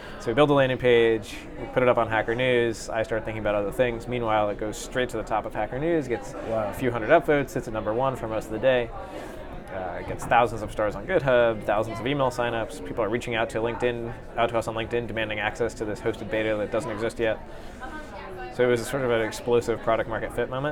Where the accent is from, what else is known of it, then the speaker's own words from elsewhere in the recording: Seattle, Washington, United States; moved away; I grew up in Seattle